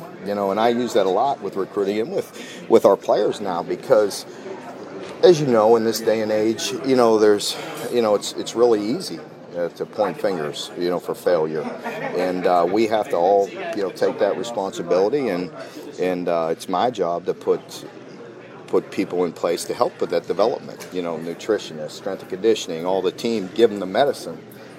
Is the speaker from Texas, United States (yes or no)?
no; Ohio, United States; I'm from the Northeast, part of the state, so that foundation has been there